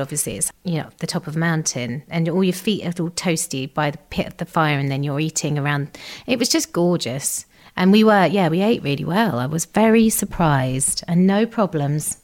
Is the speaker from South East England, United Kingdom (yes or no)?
yes; Gravesend, South East England, United Kingdom; we grew up in uh, Kent, in Gravesend